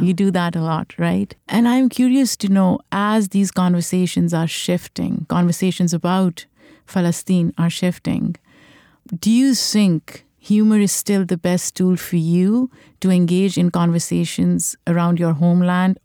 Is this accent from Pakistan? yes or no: yes; Pakistan; now in New York, United States; I grew up in Pakistan, I grew up in a country where I was part of the dominant population